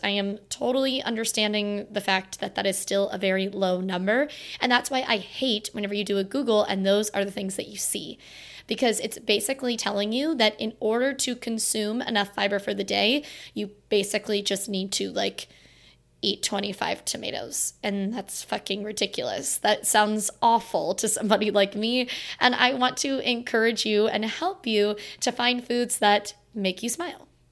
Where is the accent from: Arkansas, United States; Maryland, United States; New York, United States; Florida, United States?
Florida, United States; now in Virginia, United States; my hometown in Florida